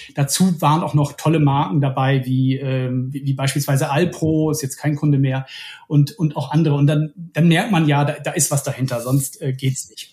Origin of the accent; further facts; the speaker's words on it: Bremen, Germany; moved away as an adult; also born or lived in Ruhr area; now in Hamburg, Germany; ich komme ursprünglich aus Bremen